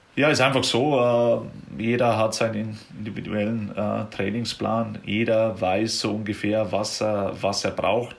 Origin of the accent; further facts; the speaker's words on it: Germany; now in United States; bei uns jetzt in Deutschland